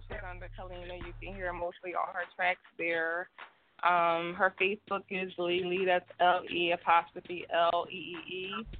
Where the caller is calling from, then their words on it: Philadelphia, Pennsylvania, United States; I'm calling from Philly.